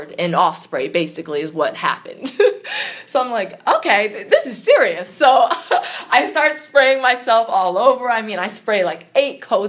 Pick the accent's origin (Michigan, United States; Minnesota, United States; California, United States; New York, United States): New York, United States; Long Island; I'm from Long Island.